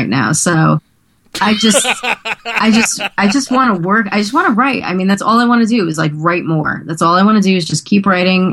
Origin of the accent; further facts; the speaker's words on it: Teaneck, New Jersey, United States; I'm from Teaneck